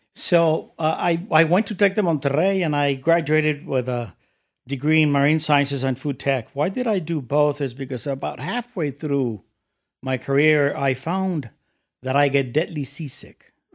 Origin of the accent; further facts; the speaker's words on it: Mexico City, Mexico; moved away as an adult; also born or lived in United States; I was born and raised in Mexico City